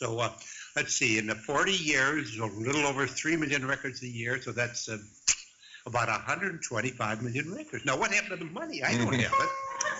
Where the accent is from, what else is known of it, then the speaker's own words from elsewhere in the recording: Southwestern New York, United States; I grew up in Southwestern New York.